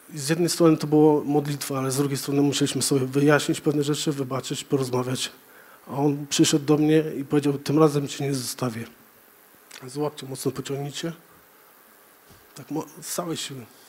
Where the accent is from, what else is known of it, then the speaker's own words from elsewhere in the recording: Żory, Silesian Voivodeship, Poland; wychowałem się w kościele, w zasadzie wolnych chrześcijan w Żorach